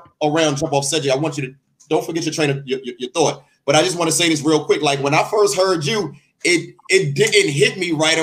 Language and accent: English; Washington, District of Columbia, United States; But I'm from Washington, D.C. As you know, I'm from D.C.